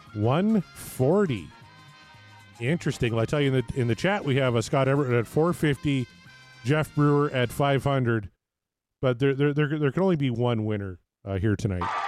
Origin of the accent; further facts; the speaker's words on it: Canada